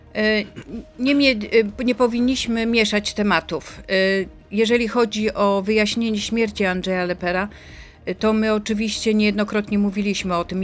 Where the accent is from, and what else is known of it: Poland